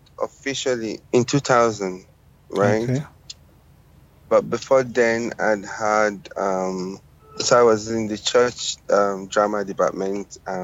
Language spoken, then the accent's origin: English; Nigeria; I'm a Nigerian filmmaker. I like to say that I'm a Nigerian international filmmaker because I'm a global citizen at heart and obviously a Nigerian by birth.